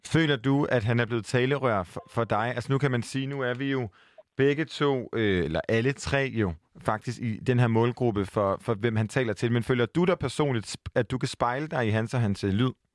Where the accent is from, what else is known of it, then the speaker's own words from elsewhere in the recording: Aarhus, Central Denmark Region, Denmark; now in Copenhagen, Denmark; jeg er jo jyde. Og jeg flygter hjem til Aarhus